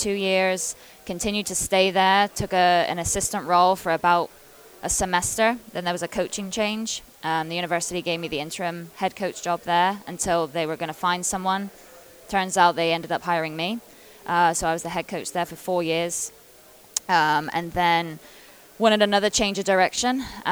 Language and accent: English; England, United Kingdom; moved away as an adult; when I came over from England back in 2009 when I was 18